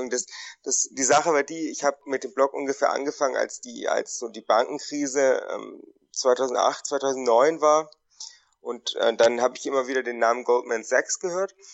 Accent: Konstanz, Baden-Württemberg, Germany; moved away; ich äh, komme ursprünglich aus Konstanz.

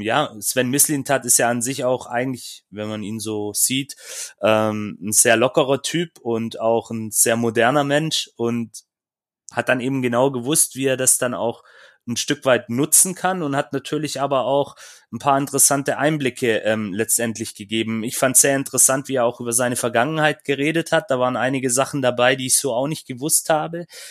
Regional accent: Böblingen, Baden-Württemberg, Germany; ich war in Böblingen, ist ja meine Heimatstadt.

